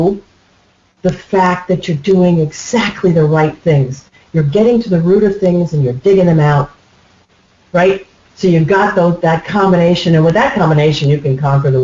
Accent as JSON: {"language": "English", "country": "United States", "said": "I'm an American"}